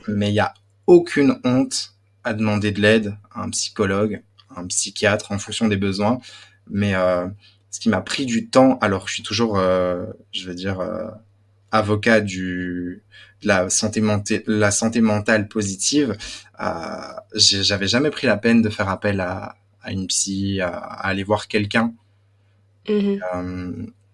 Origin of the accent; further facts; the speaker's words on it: Belgium; accent: Belgian; moved away as an adult; now in Paris, France; je viens de Belgique. J'ai grandi dans une euh, famille euh, turque très croyante